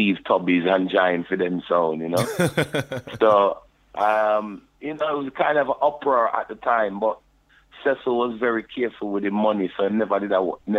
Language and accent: English; London, United Kingdom; I was born in London, you know, and in Dulwich Hospital. And grew up in Brixton Town, you know, South London, SW9.